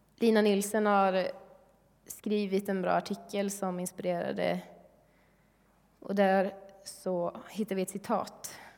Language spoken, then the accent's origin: Swedish; Sweden; som svensk